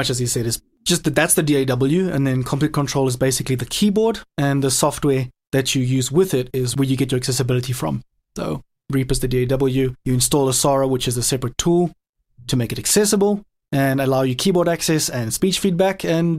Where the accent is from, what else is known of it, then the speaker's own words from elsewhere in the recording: South Africa; I'm from South Africa, totally blind. Was born that way.